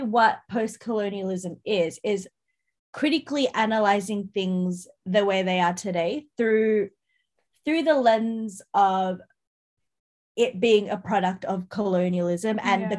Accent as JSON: {"language": "English", "country": "Ireland", "said": "But I'm Irish, Jess."}